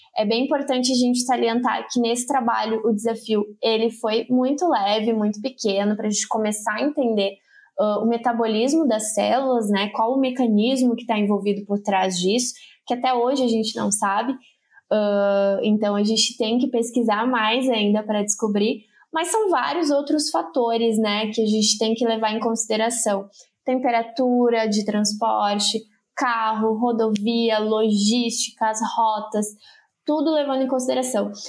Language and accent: Portuguese; northern coast of Santa Catarina, Brazil; moved away as an adult; also born or lived in Rio Grande do Sul; eu sou catarinense, morei a vida toda no litoral norte de Santa Catarina